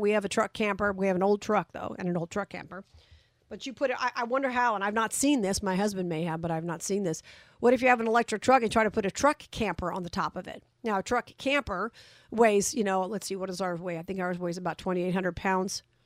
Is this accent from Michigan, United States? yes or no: no; Las Vegas, Nevada, United States; my hometown of Vegas